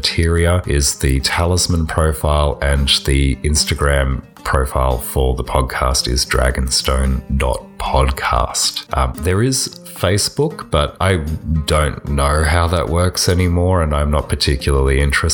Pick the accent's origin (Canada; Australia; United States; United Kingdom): Australia; I'm an Australian